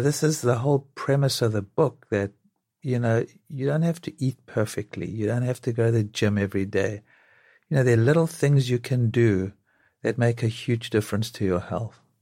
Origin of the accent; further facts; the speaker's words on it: South Africa; now in New York, United States; growing up in South Africa